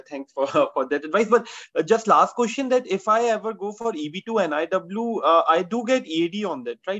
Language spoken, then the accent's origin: English; India; moved away; I'm an Indian